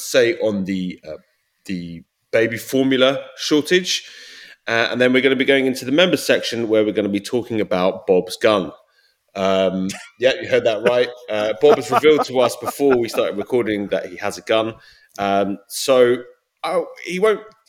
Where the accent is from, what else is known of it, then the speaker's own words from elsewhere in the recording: United Kingdom; now in United States; as a Brit